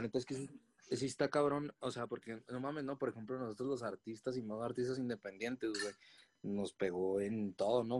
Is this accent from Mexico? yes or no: yes; Chihuahua, Mexico; now in Mexico City, Mexico; allá en mi tierra, ¿no? En Chihuahua